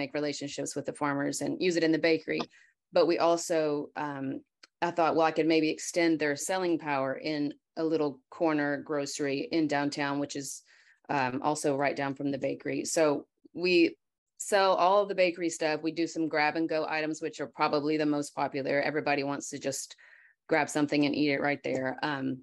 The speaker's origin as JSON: {"language": "English", "town": "Paris", "region": "Texas", "country": "United States", "tie": "born or raised there", "said": "17 years ago, we moved back to my hometown, which is Paris"}